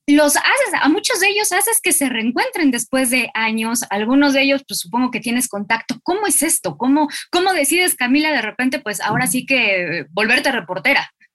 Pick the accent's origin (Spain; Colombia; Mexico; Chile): Mexico; also born or lived in Buenos Aires, Argentina; yo desde acá como mexicana